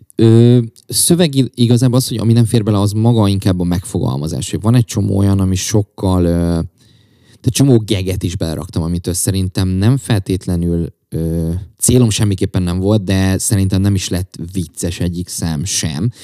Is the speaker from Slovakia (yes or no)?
no; Csongrád, Csongrád-Csanád, Hungary; egyedül is Csongrádi vagyok